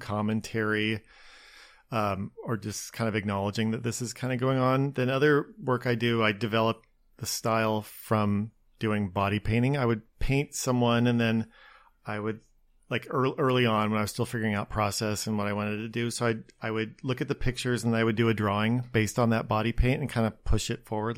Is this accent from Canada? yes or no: no; Spokane, Washington, United States; moved away as an adult; also born or lived in Seattle, United States / Los Angeles, United States / New York, United States; now in Long Beach, United States; I grew up outside of Spokane, or, and it was just itty bitty little town